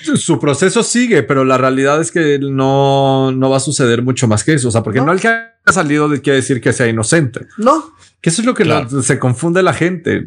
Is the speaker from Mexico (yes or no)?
yes; Mexico; nosotros como mexicanos